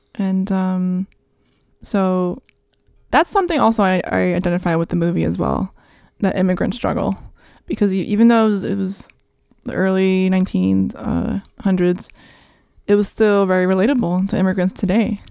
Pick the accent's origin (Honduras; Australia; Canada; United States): United States; New York; also born or lived in Santo Domingo, Dominican Republic; I was, uh, raised here in New York